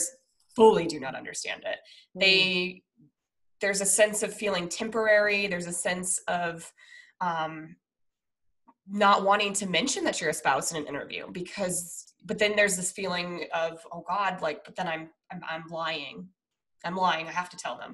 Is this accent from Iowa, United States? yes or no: no; Denver, Colorado, United States; now in San Diego, United States; I'm from Denver